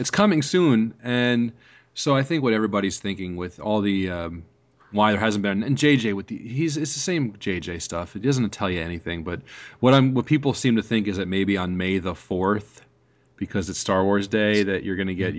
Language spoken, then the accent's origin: English; New York, United States; I grew up in New York